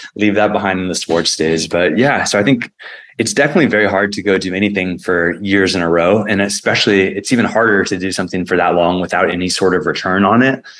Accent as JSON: {"language": "English", "town": "San Diego", "region": "California", "country": "United States", "tie": "born or raised there", "said": "my hometown"}